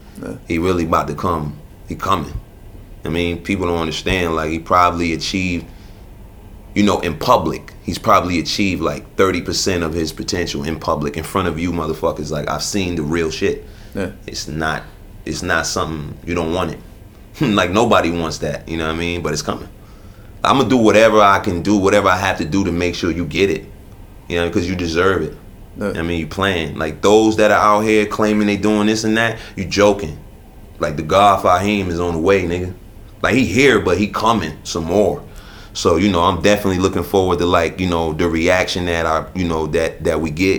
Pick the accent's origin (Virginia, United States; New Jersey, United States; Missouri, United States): New Jersey, United States; Newark; Then I've gone from that to within the framework of New Jersey, I've had people tell me they can't fuck with me because I'm from Newark, nigga.